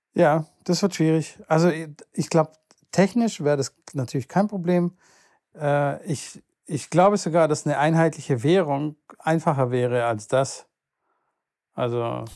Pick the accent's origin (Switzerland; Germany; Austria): Germany; Stuttgart, Baden-Württemberg; bei uns in Stuttgart